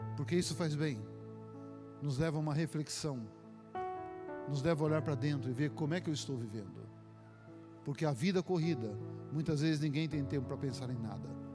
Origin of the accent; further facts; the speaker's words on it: Minas Gerais, Brazil; now in São Paulo, Brazil; como eu sou mineiro